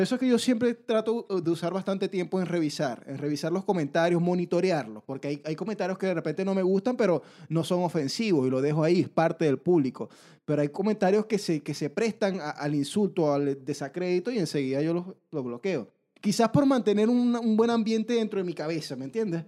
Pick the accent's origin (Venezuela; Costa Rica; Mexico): Venezuela; now in Chile; los venezolanos somos los haters de Latinoamérica, pero una vez que yo llegué aquí a Chile